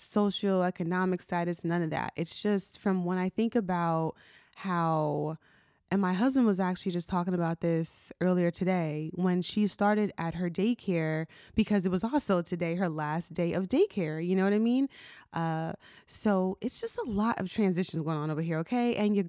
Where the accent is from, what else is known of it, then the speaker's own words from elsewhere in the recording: New Jersey, United States; now in Maryland, United States; And So when I was growing up, I grew up in New Jersey. And so for context, right now I live in Maryland.